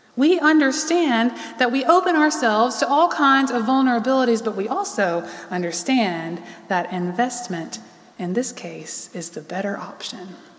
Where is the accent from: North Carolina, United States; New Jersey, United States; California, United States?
North Carolina, United States; Charlotte; also born or lived in Raleigh; I lived here all my life.